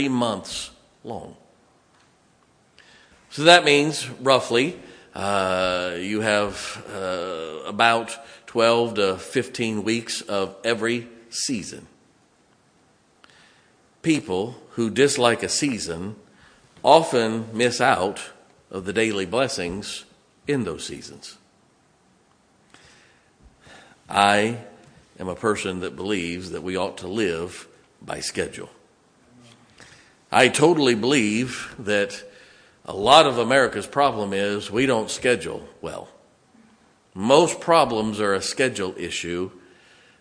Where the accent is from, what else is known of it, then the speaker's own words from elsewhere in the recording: Ohio, United States; moved away; also born or lived in Chicago; I grew up in Ohio. I grew up in the snow belt.